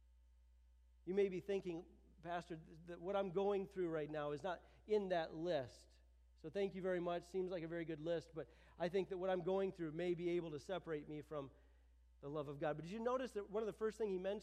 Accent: United States; I'm an American.

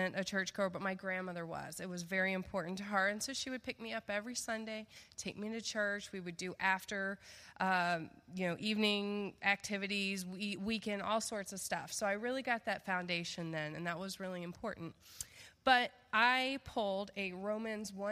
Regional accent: the South, United States; moved away; I'm from the South

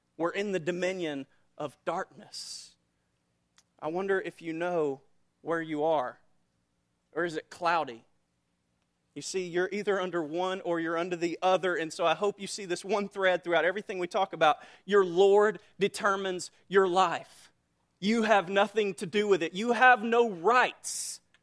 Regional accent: United States; I live under the reality of being an American citizen

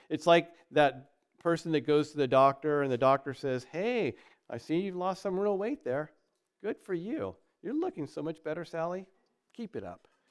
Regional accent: United States; we're American

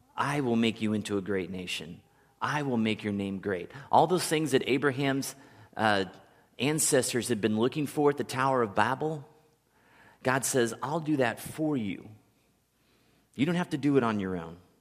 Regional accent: Kansas City, United States; moved away; a kid that grew up in Kansas City his whole

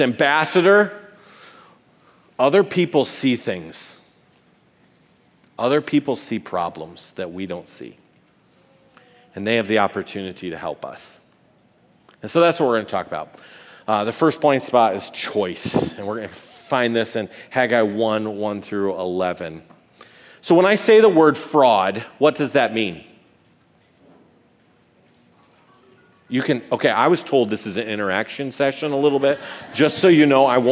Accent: Howard City, Michigan, United States; In Howard City, we had this, where I grew up

